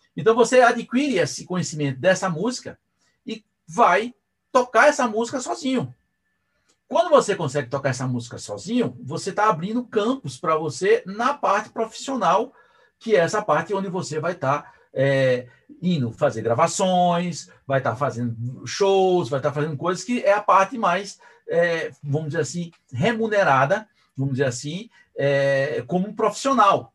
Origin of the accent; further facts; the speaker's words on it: Brazil; porque eu sou brasileiro